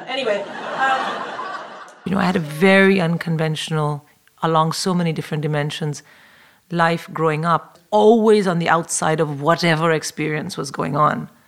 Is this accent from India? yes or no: yes; India; moved away as an adult; now in London, United Kingdom; I'm a comic in London, and I was born and raised in India, but I've lived in London for 22 years